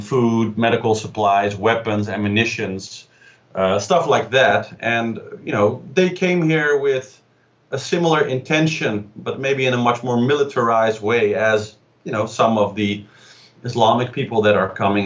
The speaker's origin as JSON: {"language": "English", "town": "Amsterdam", "region": "North Holland", "country": "Netherlands", "said": "I'm from Amsterdam"}